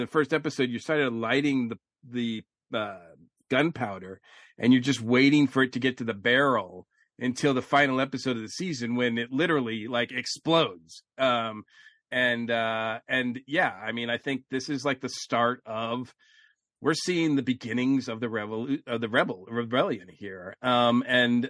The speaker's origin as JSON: {"language": "English", "region": "Massachusetts", "country": "United States", "said": "I'm from Massachusetts"}